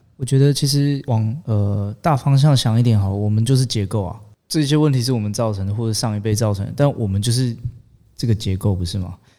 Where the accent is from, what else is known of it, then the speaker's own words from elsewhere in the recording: Hualien County, Taiwan; also born or lived in Yilan / Taipei; 我国小的时候是在花莲读完之后，我国中跑去宜兰的一间私立学校，就是住校那一种